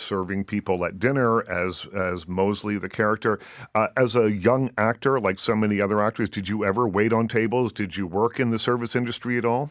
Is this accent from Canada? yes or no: yes; Canada; growing up in Canada